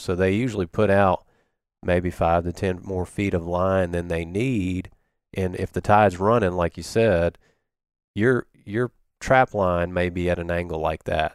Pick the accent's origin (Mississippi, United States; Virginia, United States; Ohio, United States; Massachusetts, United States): Mississippi, United States; Biloxi; I grew up in Biloxi area. Um, lived on Back Bay till I was about seven and then, uh, lived in Woolmarket.